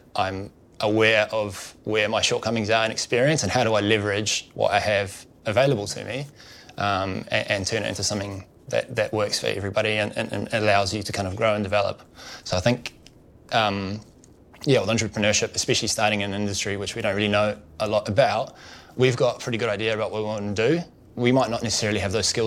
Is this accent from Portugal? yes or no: no; New Zealand; moved away as an adult; I grew up in New Zealand, as you can probably tell by my accent